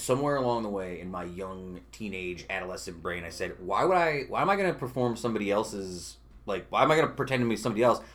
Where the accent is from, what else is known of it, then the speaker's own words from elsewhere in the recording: Utica, New York, United States; I grew up on like Valentine Bray when I was a kid